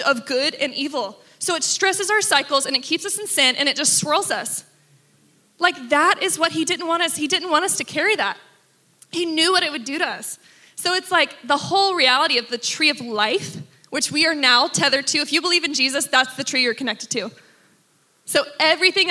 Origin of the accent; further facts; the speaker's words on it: Texas, United States; I grew up in Texas, Father, Son, Holy Bible.